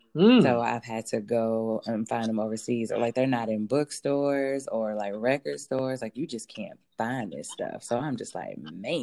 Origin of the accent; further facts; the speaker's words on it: Ohio, United States; I'm from Ohio